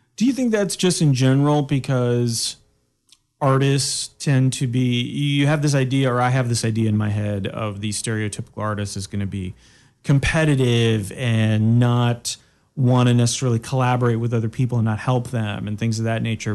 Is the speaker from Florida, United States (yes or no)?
yes; Daytona Beach, Florida, United States; moved away; I grew up in Daytona Beach